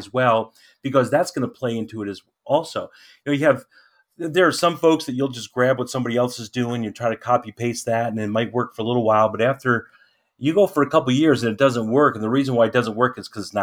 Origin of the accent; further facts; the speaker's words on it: Lancaster County, Pennsylvania, United States; our area, we in Lancaster County is a unique kind of a place